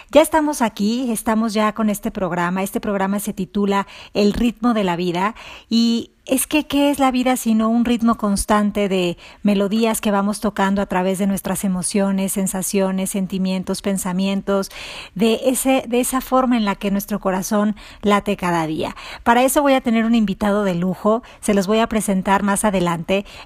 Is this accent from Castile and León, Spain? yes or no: no; Barcelona, Catalonia, Spain; un músico, cantante, compositor, natural de Barcelona